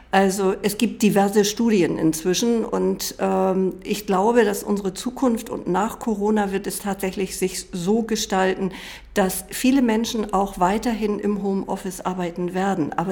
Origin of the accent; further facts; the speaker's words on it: Hamburg, Germany; Ich bin aus Hamburg